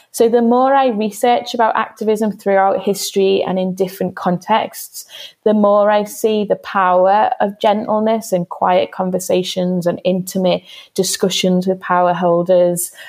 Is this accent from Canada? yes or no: no; Liverpool, North West England, United Kingdom; growing up in Everton